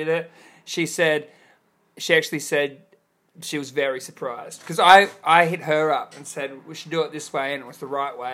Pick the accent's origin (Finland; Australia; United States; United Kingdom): Australia; an Australian sitting here